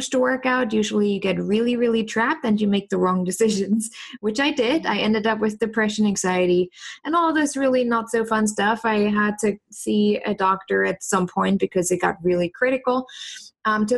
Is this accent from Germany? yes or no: yes; East Germany, Germany; moved away as an adult; also born or lived in New York / San Francisco; now in Indianapolis, United States; I grew up in East Germany